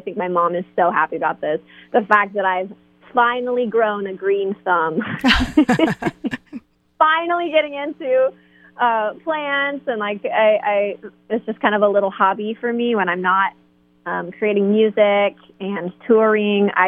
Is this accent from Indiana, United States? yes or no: yes; Fort Wayne, Indiana, United States; I grew up in the Fort Wayne area in Indiana.